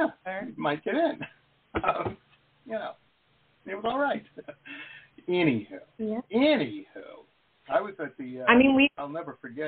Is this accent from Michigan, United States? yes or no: yes; Detroit, Michigan, United States; Where I grew up in Detroit, that's how the techno scene started.